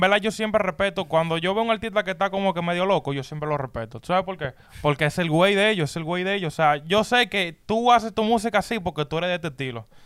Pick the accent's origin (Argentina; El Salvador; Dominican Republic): Dominican Republic; yo soy dominicano